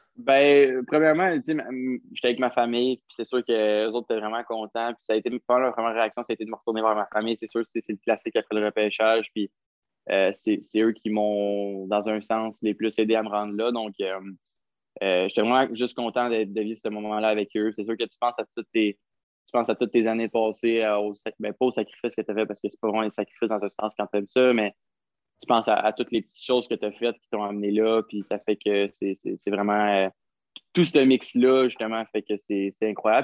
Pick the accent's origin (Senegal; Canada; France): Canada; Gatineau, Quebec; j'ai grandi à Gatineau